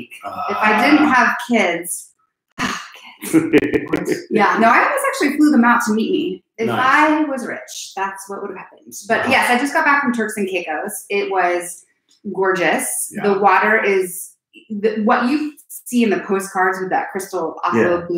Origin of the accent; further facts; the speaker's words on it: Lincoln, California, United States; I'm just from Lincoln, California